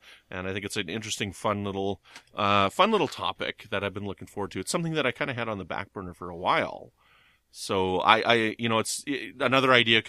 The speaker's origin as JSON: {"language": "English", "country": "Canada", "said": "But I'm Canadian."}